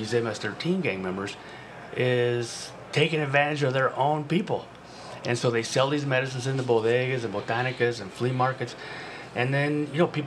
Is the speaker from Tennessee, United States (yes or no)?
no; San Diego, California, United States; growing up in San Diego in a Hispanic culture